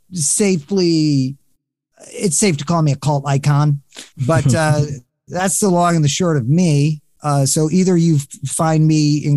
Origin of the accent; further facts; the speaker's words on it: New York City, New York, United States; also born or lived in Philadelphia; I grew up simultaneously in Philadelphia and New York City.